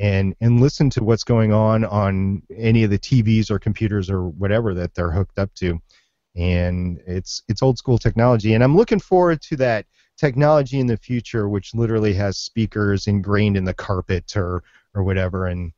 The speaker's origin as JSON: {"language": "English", "region": "Minnesota", "country": "United States", "tie": "born or raised there", "said": "I grew up in Minnesota, so it's WCCO 830."}